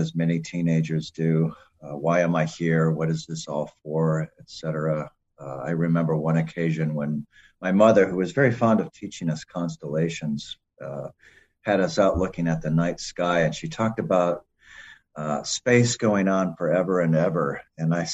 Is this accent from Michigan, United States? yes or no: yes; Mount Pleasant, Michigan, United States; moved away; also born or lived in Cleveland, Ohio; I originally grew up in Central Michigan, Mount Pleasant